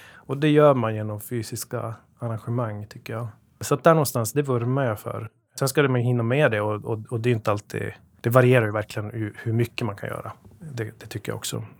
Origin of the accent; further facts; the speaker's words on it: Luleå, Norrbotten County, Sweden; now in Gothenburg, Sweden; Vi kommer från Luleå, jag och Jonas, som min bror, som jag startat detta med och driver det med. Så att eh, norrbottningar som har vindlat ut i världen